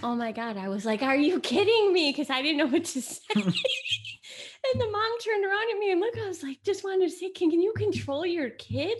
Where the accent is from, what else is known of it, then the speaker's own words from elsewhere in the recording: United States; first language Italian; English is a second language; my parents were born in Italy. They got married and then they moved here. I was born in the United States, but I was first generation. I didn't speak English till I went to kindergarten